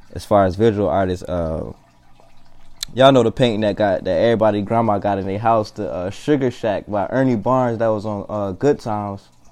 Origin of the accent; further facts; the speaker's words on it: Columbia, South Carolina, United States; also born or lived in Anniston, Alabama; I was born in Anniston, Alabama, from uh, Columbia, South Carolina, the northeast side of Columbia, South Carolina. Um, Lake Carolina Elementary School, Kelly Mill Middle School, and Ridgeview High School. Um, growing up there